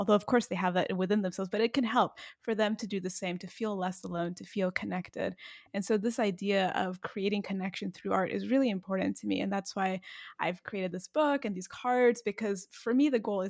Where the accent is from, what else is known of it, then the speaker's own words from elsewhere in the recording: United States; And yet, you know, just growing up as an American kid, you just want so much to fit in and to be so normal, I guess you can say.